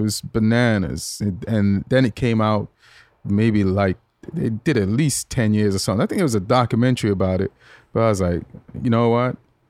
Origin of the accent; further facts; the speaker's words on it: England, United Kingdom; born there; I was born in England.